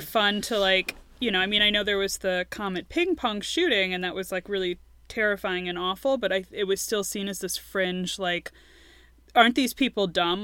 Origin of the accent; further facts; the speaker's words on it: United States; I'm an American